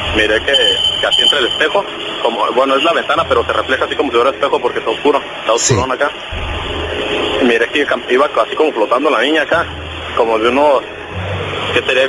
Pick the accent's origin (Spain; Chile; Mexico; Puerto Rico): Mexico; Michoacán; now in Tijuana, Mexico; yo soy originalmente de Michoacán.